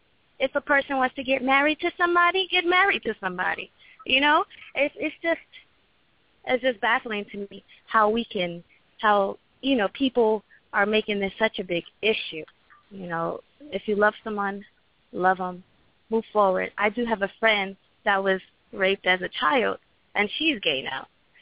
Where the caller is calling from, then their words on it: Florida, United States; from Florida.